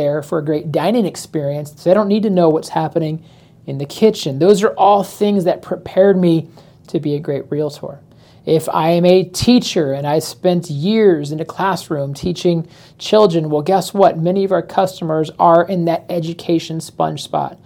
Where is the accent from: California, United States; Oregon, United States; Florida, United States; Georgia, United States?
Florida, United States; also born or lived in Chicago, Illinois; born and raised in Florida, spent a stint in Chicago when I was a kid, so I've got some Chicago ties, but overall, most of my life has been here in Florida